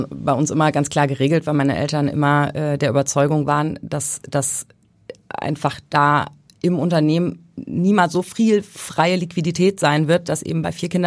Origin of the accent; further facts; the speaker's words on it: Thuringia, Germany; also born or lived in Hesse / Bavaria; In Hessen, also geboren, aber aufgewachsen später in Thüringen und in Bayern.